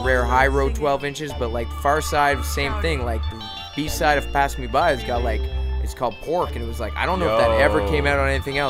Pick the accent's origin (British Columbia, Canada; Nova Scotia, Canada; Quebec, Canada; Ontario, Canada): Nova Scotia, Canada; Halifax; first language English; moved away; also born or lived in Toronto; I grew up in Halifax